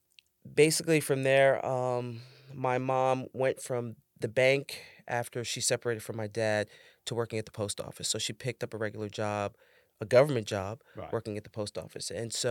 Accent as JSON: {"language": "English", "town": "New York City", "region": "New York", "country": "United States", "tie": "born or raised there", "said": "Growing up in the Bronx?"}